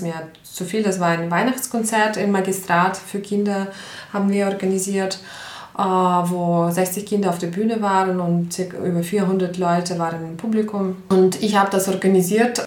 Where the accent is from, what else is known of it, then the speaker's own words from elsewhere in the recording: Ukraine; German is a second language; moved away as an adult; now in Linz, Austria; ich komme ursprünglich aus der Ukraine, bin seit 13 Jahren in, in Linz in Österreich